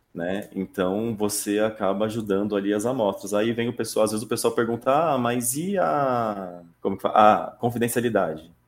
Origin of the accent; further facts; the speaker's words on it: Taquaritinga, São Paulo, Brazil; Eu comecei lá atrás, né, no interior de São Paulo, uma cidadezinha chamada Taquaritinga